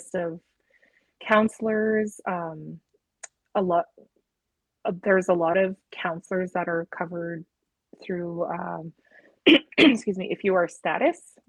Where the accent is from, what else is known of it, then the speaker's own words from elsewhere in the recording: Sweetgrass First Nation, Saskatchewan, Canada; growing up on Sweetgrass First Nation